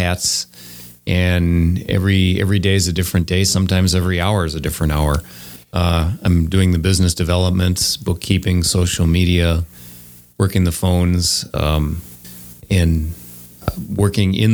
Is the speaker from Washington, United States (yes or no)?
no; Wauwatosa, Wisconsin, United States; I grew up in Wauwatosa.